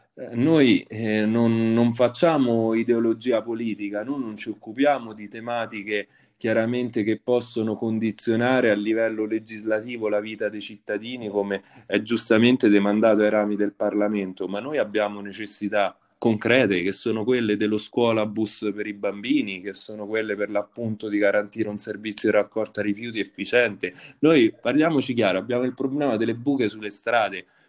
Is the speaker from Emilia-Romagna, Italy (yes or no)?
no; Valentano, Lazio, Italy; il più giovane sindaco della storia del mio paese